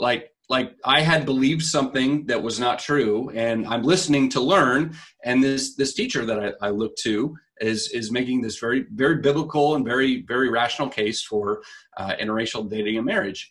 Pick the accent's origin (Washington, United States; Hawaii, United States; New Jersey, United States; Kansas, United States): Kansas, United States; Wichita; I grew up in Wichita